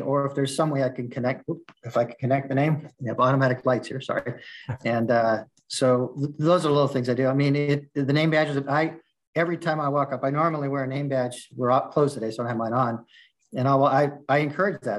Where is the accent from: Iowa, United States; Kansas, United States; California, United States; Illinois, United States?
California, United States; Southern; moved away as an adult; now in Midwest, United States; I'm from Southern California. That's I, I lived there up until last year, my whole life